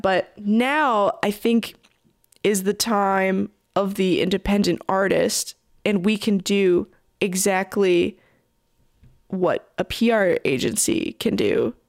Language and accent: English; Toronto, Ontario, Canada; I'm from Toronto